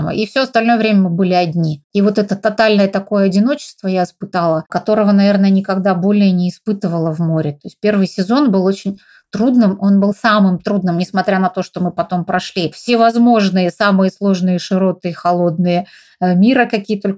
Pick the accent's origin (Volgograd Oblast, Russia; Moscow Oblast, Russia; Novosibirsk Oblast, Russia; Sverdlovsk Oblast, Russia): Novosibirsk Oblast, Russia; Novosibirsk; now in Altai Republic, Russia; У нас, наоборот, были деньги на квартиру, потому что в родном городе Новосибирске у нас своей квартиры не было. А вот в Горном Алтае мы построили дом, из которого сейчас мы и разговариваем, собственно.